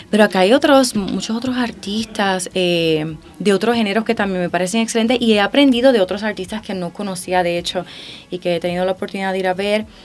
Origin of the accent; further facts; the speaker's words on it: Puerto Rico; Yo vengo de Puerto Rico